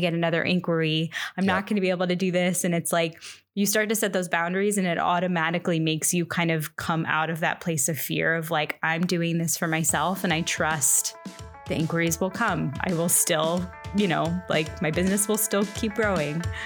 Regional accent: Central Florida, United States; moved away as an adult; now in San Francisco Bay Area, United States; I grew up in Florida, Central Florida, for like 20 a little over 20 years

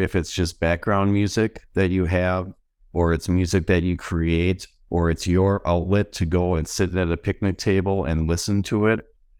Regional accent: West Bend, Wisconsin, United States; This concept isn't original or specific to West Bend, Wisconsin.

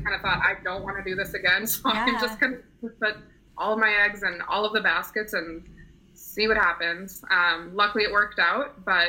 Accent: St. Paul, Minnesota, United States; moved away as an adult; also born or lived in Potsdam, New York; I'm originally from St. Paul, Minnesota.

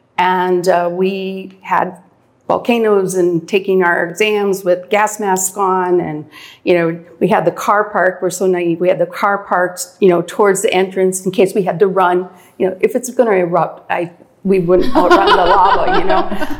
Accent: northern Minnesota, United States; moved away as an adult; also born or lived in North Dakota; now in Belize; I was born in North Dakota, raised in northern Minnesota, grew up on a farm.

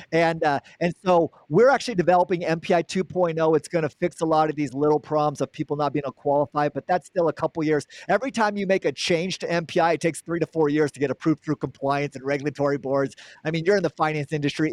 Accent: Gilbert, Arizona, United States; I'm from Gilbert, Arizona, born and raised Arizona

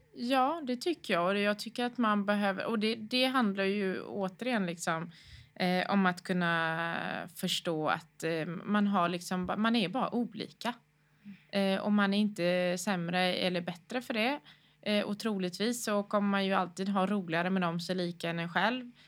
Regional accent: Gothenburg, Västra Götaland, Sweden; bor och utgår från Göteborg, eh, där jag är uppväxt.

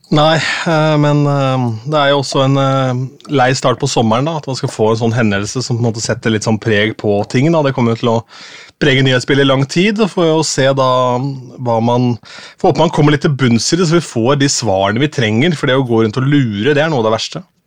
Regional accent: Askim, Østfold, Norway; moved away; hjemme i Askim

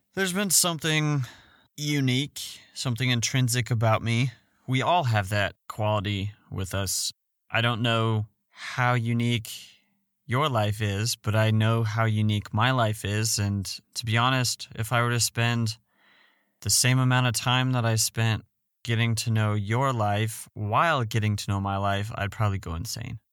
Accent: Fort Collins, Colorado, United States; I'm from Fort Morgan, Colorado. I grew up in Fort Collins, Colorado.

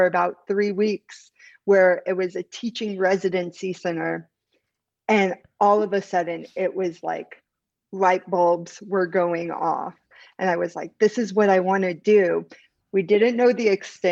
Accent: Central Valley, California, United States; I'm from the Central Valley where it's an extremely underrepresented area

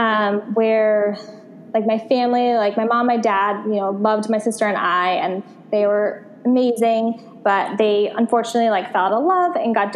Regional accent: Connecticut, United States; moved away as an adult; also born or lived in Santa Monica, California; now in Los Angeles, United States; Connecticut is where I'm from. And I moved from Connecticut about like 8 years ago now to California

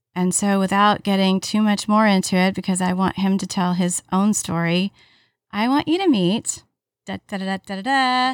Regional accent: Alabama, United States; one of my best friends that I grew up with in Alabama

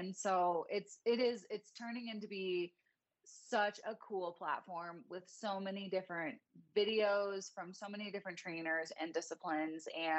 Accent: Chicago, Illinois, United States; I'm from Chicago and he is from Southern California.

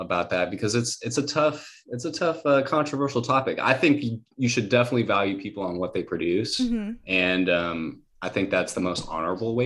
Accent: Wisconsin, United States; moved away as an adult; also born or lived in Hawaii; now in Los Angeles, United States; I was born there. I lived there till I was 10. Then I moved to Wisconsin

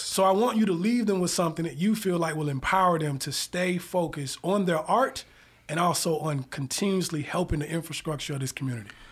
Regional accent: the South, United States; now in Atlanta, United States; I'm from the South

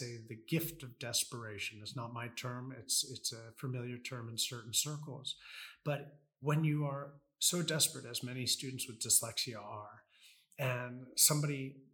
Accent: United States; I'm American.

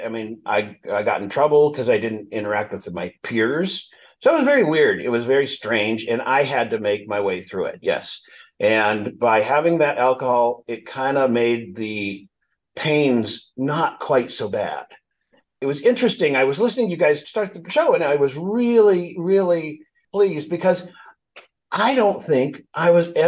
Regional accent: Los Angeles, California, United States; now in Palm Springs, United States; We grew up in suburbia

